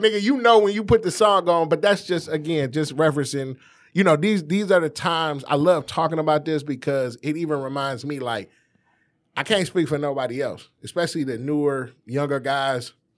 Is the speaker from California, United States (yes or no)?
no; Detroit, Michigan, United States; born or raised there